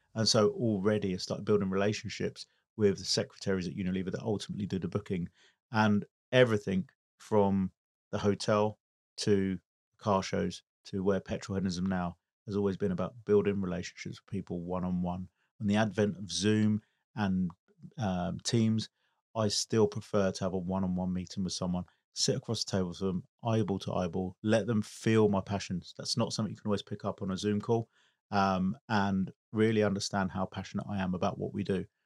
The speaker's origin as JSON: {"language": "English", "country": "United Kingdom", "tie": "born or raised there", "said": "I'm British Italian, born here in the U K"}